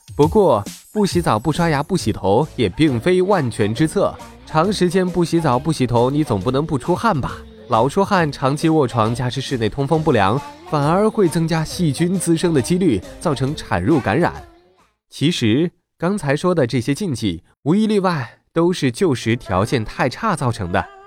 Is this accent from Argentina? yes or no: no; China; 我们这个吃粮食长大的民族